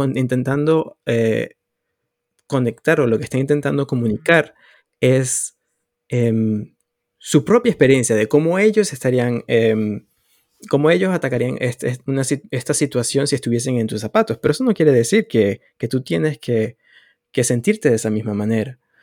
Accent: Venezuela; moved away as an adult; now in Canada; en mi país, en ese momento, Venezuela

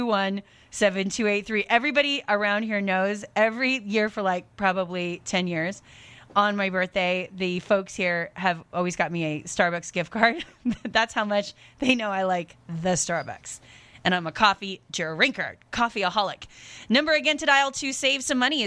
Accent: Seattle, Washington, United States; I was born and raised in the Seattle area

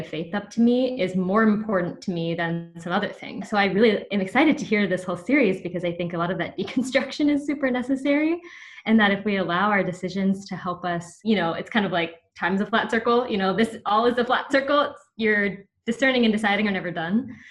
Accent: the Bible Belt, United States; I got a lot of that growing up in the Bible Belt

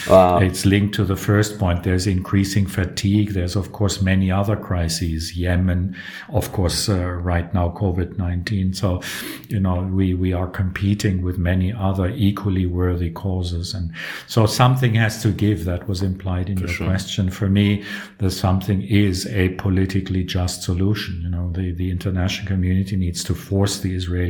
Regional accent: South Africa; moved away; also born or lived in Berlin, Germany; I grew up in South Africa in apartheid days.

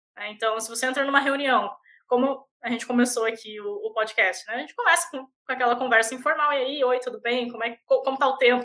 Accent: Paranaguá, Paraná, Brazil; accent: manezinha; moved away as an adult; also born or lived in Florianópolis / Curitiba; now in Canada; quando eu era criança, eu mudei para Paranaguá e eu cresci em Paranaguá

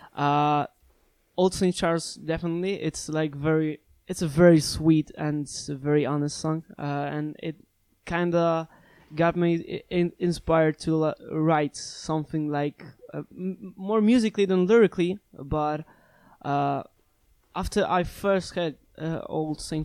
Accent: Szczecin, West Pomeranian Voivodeship, Poland; in my hometown in Szczecin

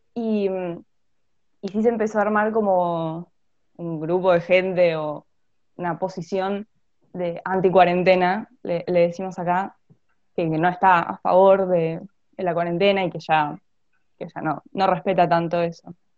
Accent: Buenos Aires, Argentina; también soy de Buenos Aires, del Colegio de la Ciudad

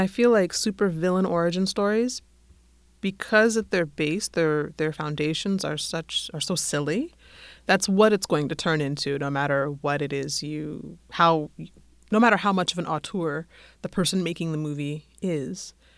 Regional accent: Denver, Colorado, United States; moved away as an adult; also born or lived in England; I'm from Denver. I was living in England when it happened

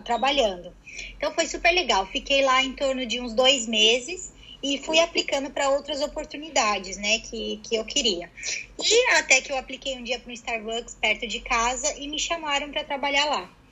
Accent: Curitiba, Paraná, Brazil; moved away as an adult; also born or lived in São Paulo; now in London, United Kingdom; A minha família saiu de São Paulo toda quando eu tinha seis anos de idade e fomos para Curitiba. E ah, tá. morei tá. em Curitiba até os meus 22 anos.

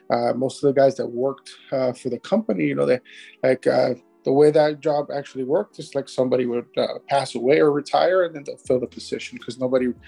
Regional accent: Miami, Florida, United States; also born or lived in Cuba; I've grown up here in Miami, so I've been here pretty much my entire life. Uh, Miami, Miami native

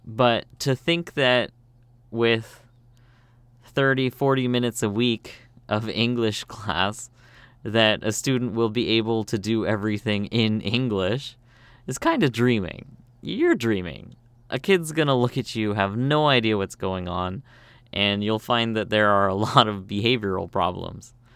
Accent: Canada; moved away as an adult; now in South Korea; I'm from Canada, but I speak Korean.

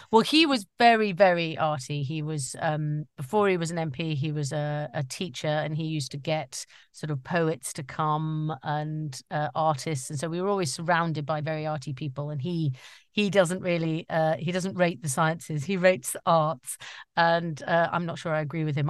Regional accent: Staffordshire Moorlands, West Midlands, United Kingdom; also born or lived in London; I was born in London, but then we moved to, uh, sort of the central area of England, the Staffordshire Moors, and, uh, grew up there

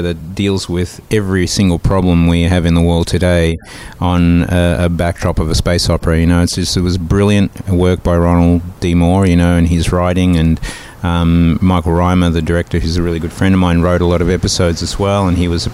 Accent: Melbourne, Victoria, Australia; moved away; the Croatians, a massive presence in my hometown there

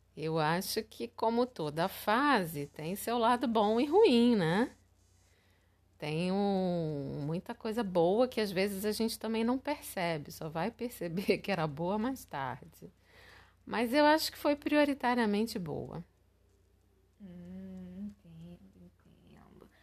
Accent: Rio de Janeiro, Brazil; also born or lived in Recife; aqui no Rio, quando eu voltei, já com 15 anos

